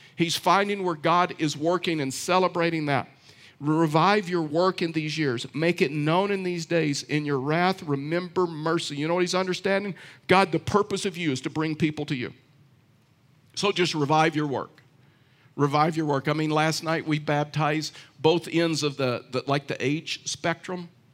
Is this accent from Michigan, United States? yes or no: no; Texas, United States; I know I'm from Texas, but I know nothing about horses. I'm a poor Texan